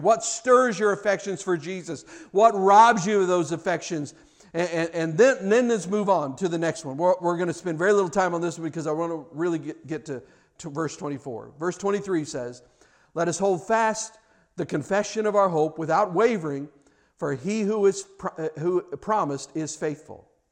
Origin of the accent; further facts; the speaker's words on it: Kansas City, Missouri, United States; I grew up in Kansas City